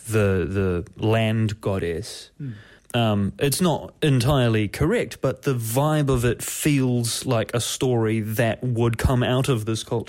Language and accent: English; New Zealand; Dad and I, we're from New Zealand. We've got Maori roots